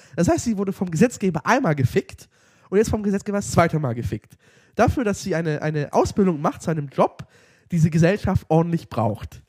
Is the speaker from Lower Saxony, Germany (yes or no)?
yes; Lower Saxony, Germany; wir kommen ja aus Niedersachsen